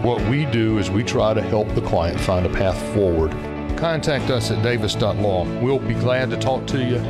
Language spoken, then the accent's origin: English; Greenville, South Carolina, United States; with the Davis Law Group. I was born and raised in Greenville, attended Clemson University, and graduated in 1981.